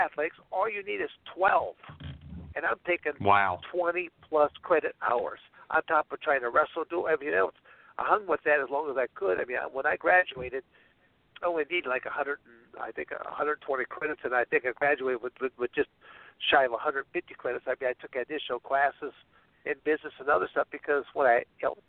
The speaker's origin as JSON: {"language": "English", "region": "Michigan", "country": "United States", "tie": "born or raised there", "also_born_or_lived": "Arizona", "moved": "as an adult", "said": "I was born and raised in Michigan"}